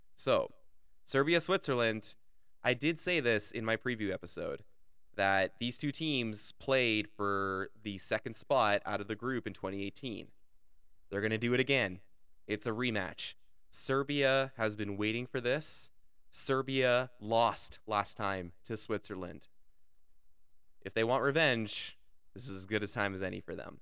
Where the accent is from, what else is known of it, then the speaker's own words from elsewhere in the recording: Canada; as a Canadian